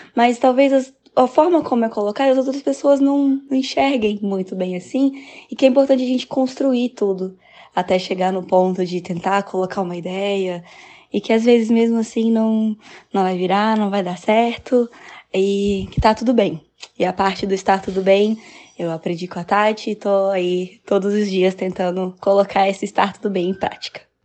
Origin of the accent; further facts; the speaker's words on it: Brasília, Federal District, Brazil; sou de Brasília, sou dançarina e professora de dança